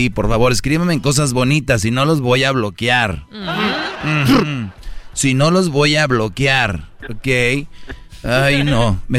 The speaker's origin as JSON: {"language": "Spanish", "country": "El Salvador", "said": "Yo soy de Salvador."}